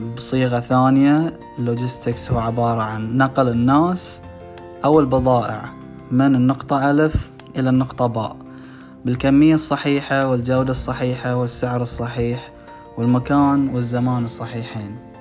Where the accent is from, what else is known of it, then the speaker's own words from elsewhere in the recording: Bahrain; من البحرين